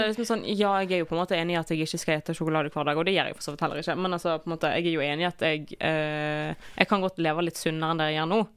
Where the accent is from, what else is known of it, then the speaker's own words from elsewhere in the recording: Western Norway, Norway; Jeg er vestlending